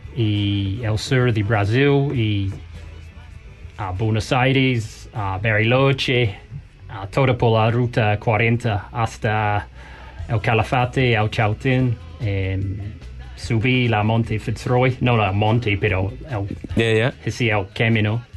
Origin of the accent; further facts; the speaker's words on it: New Zealand; Spanish is a second language; no soy americano, soy de Nueva Zelanda